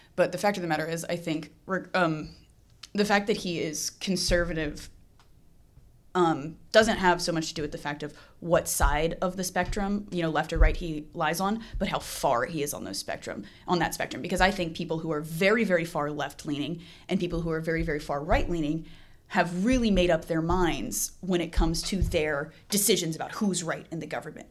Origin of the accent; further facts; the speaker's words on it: Tennessee, United States; I grew up in Tennessee, so, like, surrounded by a lot of conservative people